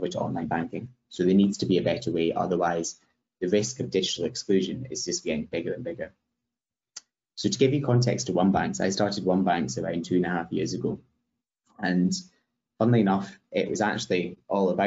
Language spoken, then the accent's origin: English; Scotland, United Kingdom; I'm from Scotland, as Michael said, and in the Highlands of Scotland, where my family are from